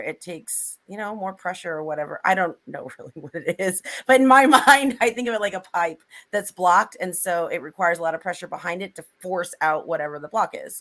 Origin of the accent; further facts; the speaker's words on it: Missouri, United States; I grew up in Missouri